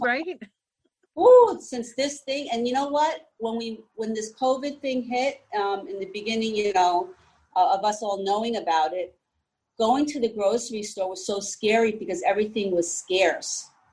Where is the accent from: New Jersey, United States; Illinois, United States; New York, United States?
New Jersey, United States; also born or lived in Texas / Florida; I was born and raised here in New Jersey